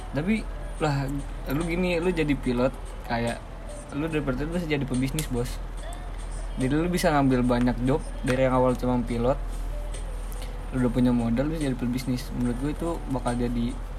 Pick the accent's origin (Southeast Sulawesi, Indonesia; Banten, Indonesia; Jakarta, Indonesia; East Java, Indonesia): Banten, Indonesia; Tangerang Regency; Gue asal Kabupaten Tangerang